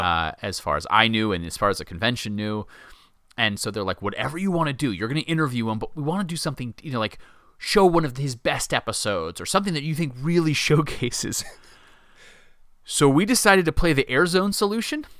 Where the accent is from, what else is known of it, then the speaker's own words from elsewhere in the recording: United States; as an American